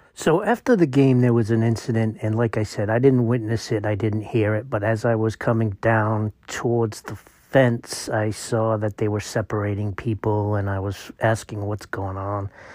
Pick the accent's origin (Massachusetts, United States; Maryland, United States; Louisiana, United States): Massachusetts, United States; I was raised in Massachusetts in an immigrant, uh, city